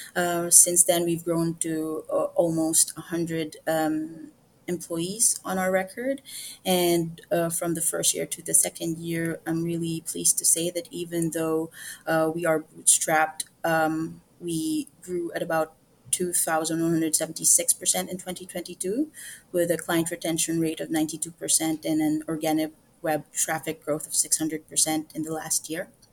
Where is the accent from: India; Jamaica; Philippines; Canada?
Philippines; as a Filipino woman